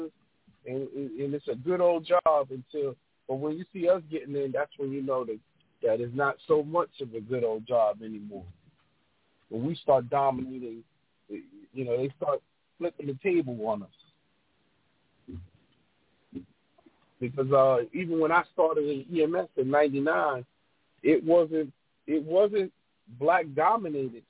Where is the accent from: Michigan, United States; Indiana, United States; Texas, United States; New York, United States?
New York, United States; New York City; now in Atlanta, United States; growing up in New York